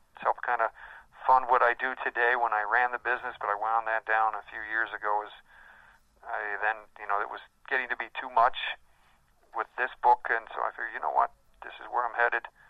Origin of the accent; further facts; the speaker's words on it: Chicago, Illinois, United States; I was raised in the Chicago area